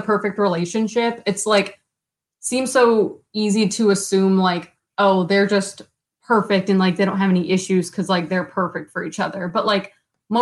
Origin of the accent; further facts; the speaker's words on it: Illinois, United States; moved away as an adult; also born or lived in Indiana / Georgia; now in Oregon, United States; I grew up in Illinois, went to school in Indiana